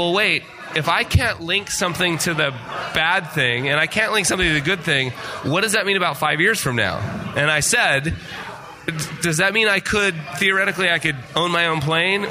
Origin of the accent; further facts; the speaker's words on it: Utah, United States; also born or lived in Las Vegas / Park City, Utah; I was from Utah